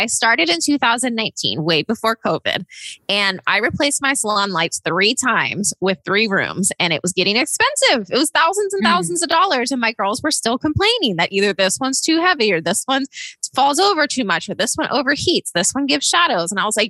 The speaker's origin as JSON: {"language": "English", "town": "Austin", "region": "Texas", "country": "United States", "said": "I'm from Austin, Texas, and I am the founder and CEO of CosmoGlo"}